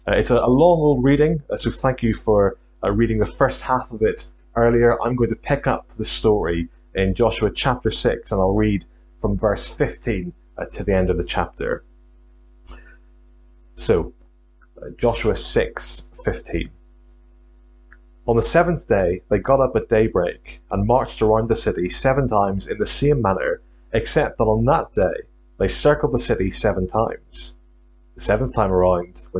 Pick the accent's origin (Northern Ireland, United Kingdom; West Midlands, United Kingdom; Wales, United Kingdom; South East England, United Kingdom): Northern Ireland, United Kingdom; accent: Northern Irish; also born or lived in Glasgow, Scotland; now in St Andrews, United Kingdom; I'm from Northern Ireland originally. Hopefully you can still pick up on a trace of a Northern Irish accent.